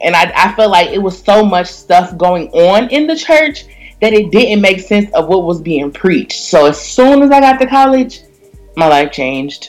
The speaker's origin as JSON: {"language": "English", "town": "Detroit", "region": "Michigan", "country": "United States", "tie": "born or raised there", "said": "I was raised in Detroit, so when you raised in Detroit, you really got to stand your p's and q's"}